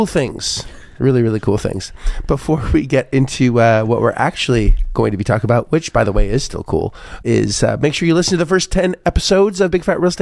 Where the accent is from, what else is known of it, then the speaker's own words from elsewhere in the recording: Canada; we're Canadian